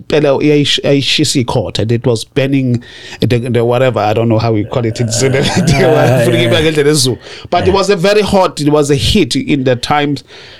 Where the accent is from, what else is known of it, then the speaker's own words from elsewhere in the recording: KwaZulu-Natal, South Africa; English is a second language; also born or lived in Johannesburg, Gauteng; now in Montana, United States; I was born in Johannesburg, but we moved when I was young. Saya kwaZulu Natal with my parents, my grandma and my granddad.